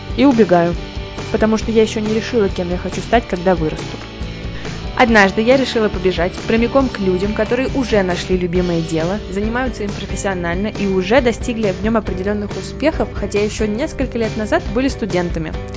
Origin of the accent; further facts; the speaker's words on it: Podolsk, Moscow Oblast, Russia; Мы с тобой из Подольска, а он находится совсем недалеко от Москвы.